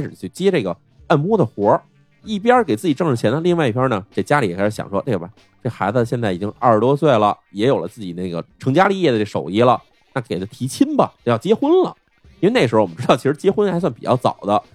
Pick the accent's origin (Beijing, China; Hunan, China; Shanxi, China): Beijing, China; moved away as an adult; now in Chengdu, China; 作为一个北京人